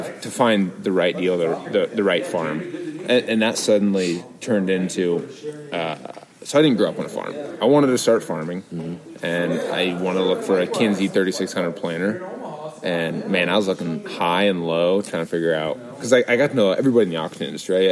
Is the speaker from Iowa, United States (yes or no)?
yes; Southeast Iowa, United States; I grew up in Southeast Iowa